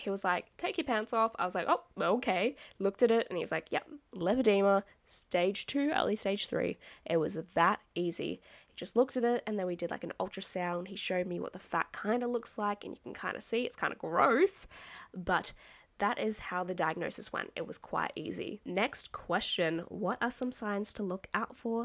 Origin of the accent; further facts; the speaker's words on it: Australia; I'm Australian